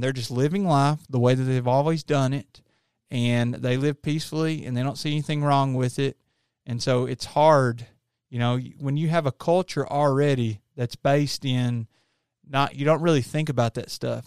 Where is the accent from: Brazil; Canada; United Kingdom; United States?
United States; Appalachia; the way I was raised in Appalachia, you know, you're in the mountains